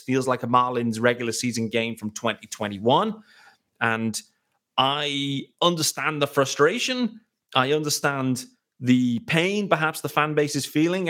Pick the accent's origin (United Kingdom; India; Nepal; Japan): United Kingdom; me, as a British guy